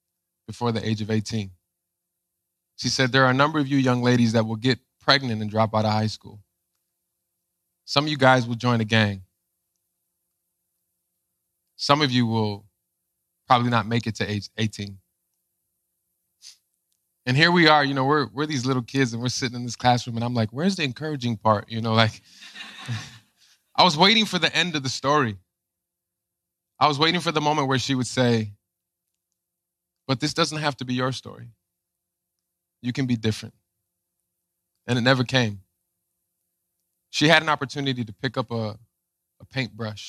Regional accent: Chicago, Illinois, United States; I grew up in Chicago

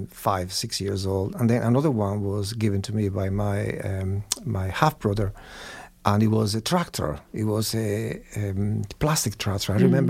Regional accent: Cuba; English is a second language; Absolutely. So I grew up in the family of four women. So I was pampered, but also, I learned a lot.

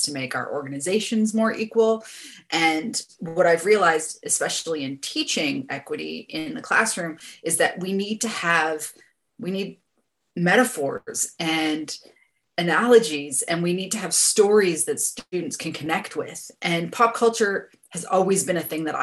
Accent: Canada; now in New Zealand; I am a Canadian migrant living in Aotearoa, New Zealand

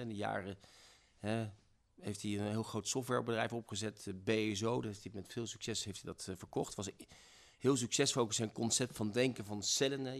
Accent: Zwolle, Overijssel, Netherlands; moved away as an adult; also born or lived in Rotterdam; ik kom uit Zwolle

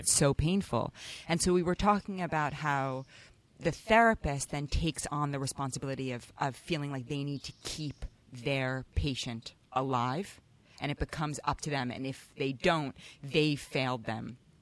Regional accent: New York City, New York, United States; growing up in Manhattan

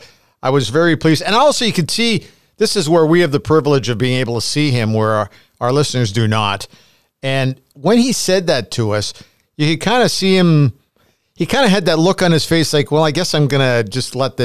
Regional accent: Edmonton, Alberta, Canada; the Edmonton Eskimos, where I grew up in the Knothole Gang

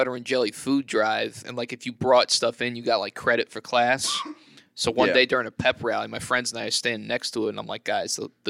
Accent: Lake Mary, Florida, United States; I went to high school here in Florida.

